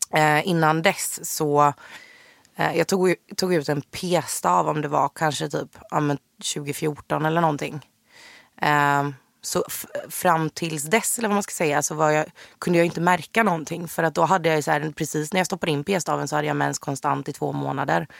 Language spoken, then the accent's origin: Swedish; Jönköping, Jönköping County, Sweden; moved away as an adult; now in Stockholm, Sweden; född och uppvuxen i Jönköping. Flyttade till Stockholm på heltid 2016